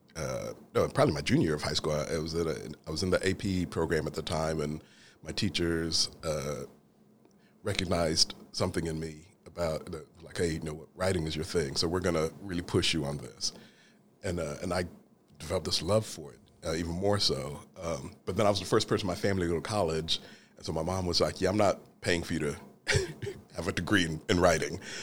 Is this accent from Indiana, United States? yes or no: yes; Franklin, Indiana, United States; also born or lived in London, England; When I was a child, we moved from London, England to, uh, Franklin, Indiana